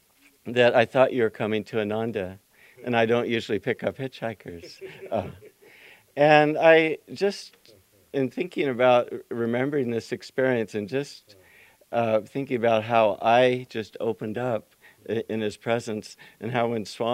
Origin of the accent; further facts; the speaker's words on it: Yuba City, California, United States; growing up in Yuba City